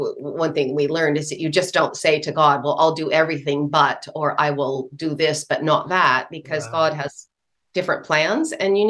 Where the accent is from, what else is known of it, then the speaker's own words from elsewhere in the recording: Bremerton, Washington, United States; moved away as an adult; also born or lived in Philadelphia; So we both grew up in the Pacific Northwest, as I mentioned earlier, in Bremerton, which is near Seattle, just across the Puget Sound.